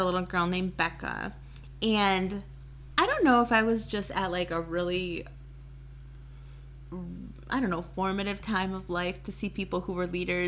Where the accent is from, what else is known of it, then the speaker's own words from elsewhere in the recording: Waukesha, Wisconsin, United States; I grew up in Waukesha